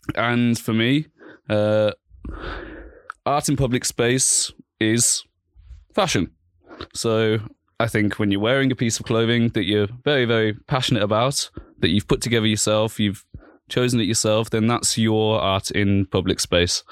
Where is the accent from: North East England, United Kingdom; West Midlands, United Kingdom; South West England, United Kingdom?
West Midlands, United Kingdom; Birmingham; moved away as an adult; also born or lived in London; now in Vienna, Austria; in 1993, I was born in Birmingham in England